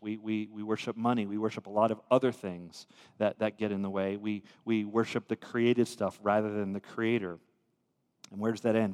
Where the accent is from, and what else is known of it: United States